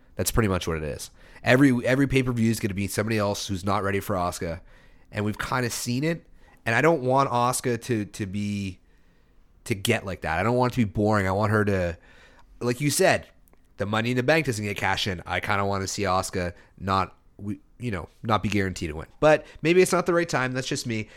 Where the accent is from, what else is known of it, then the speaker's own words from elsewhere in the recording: Canada; being a Canadian